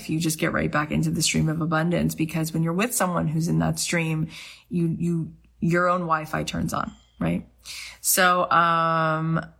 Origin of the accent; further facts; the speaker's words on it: St. Louis, Missouri, United States; now in Los Angeles, United States; I am here in LA. I moved out here from St. Louis, period. And I am an actor this is what I do.